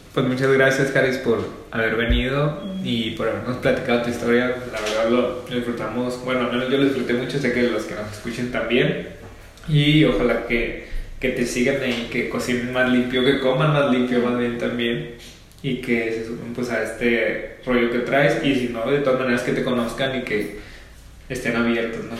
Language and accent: Spanish; Ciudad Obregón, Sonora, Mexico; moved away; also born or lived in Hermosillo; yo soy de Oregón